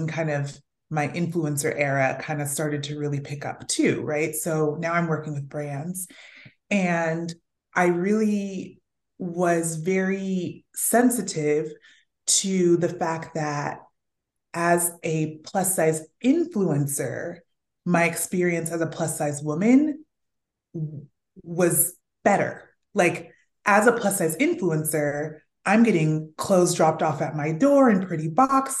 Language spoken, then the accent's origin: English; Fresno, California, United States; moved away; also born or lived in New York City; I grew up in Fresno, California